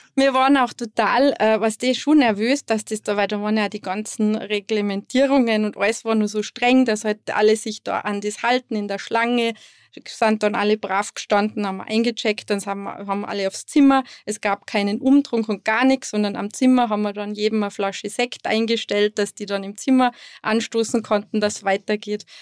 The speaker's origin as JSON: {"language": "German", "town": "Going am Wilden Kaiser", "region": "Tyrol", "country": "Austria", "tie": "born or raised there", "also_born_or_lived": "Sydney, Australia / California, United States", "said": "wir sind ja im Betrieb aufgewachsen"}